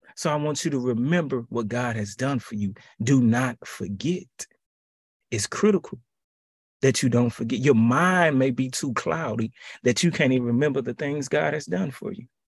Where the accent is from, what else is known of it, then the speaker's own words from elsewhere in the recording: Houston, Texas, United States; my hometown, H-Town